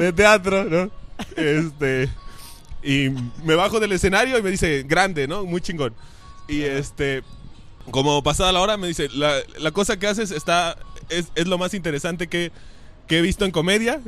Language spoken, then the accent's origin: Spanish; Querétaro, Mexico; now in Guadalajara, Mexico; nací en Querétaro, pero vivo aquí desde hace muchos años